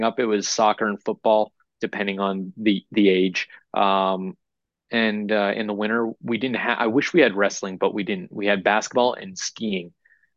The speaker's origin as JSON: {"language": "English", "region": "New Hampshire", "country": "United States", "tie": "born or raised there", "also_born_or_lived": "Orlando, Florida / Las Vegas, Nevada", "moved": "as an adult", "lives_now": "Overland Park, United States"}